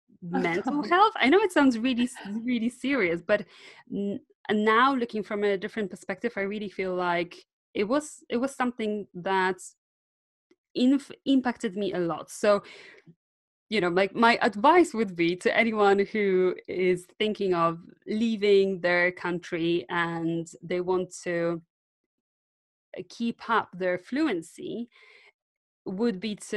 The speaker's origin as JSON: {"language": "English", "country": "Poland", "first_language": "Polish", "second_language": "English", "moved": "as an adult", "lives_now": "United Kingdom"}